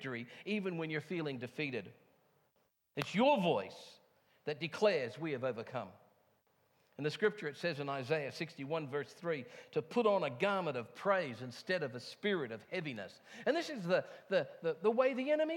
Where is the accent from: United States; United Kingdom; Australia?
United Kingdom; England; moved away; I come from England